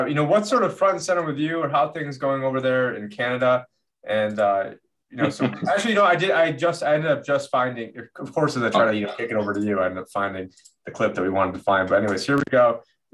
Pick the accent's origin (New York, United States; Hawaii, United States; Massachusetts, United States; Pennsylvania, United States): New York, United States; Syracuse; growing up in Syracuse, there's really nothing going on in Syracuse besides basketball.